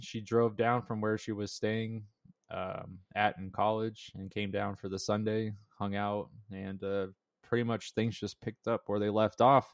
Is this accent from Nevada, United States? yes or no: yes; Las Vegas, Nevada, United States; now in Las Vegas, United States; I was born in Las Vegas, and I met Jared in middle school.